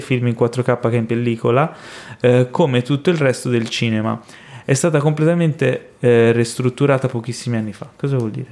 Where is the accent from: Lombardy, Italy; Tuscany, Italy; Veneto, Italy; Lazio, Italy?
Tuscany, Italy; Florence; moved away; io eh, sono cresciuto a Firenze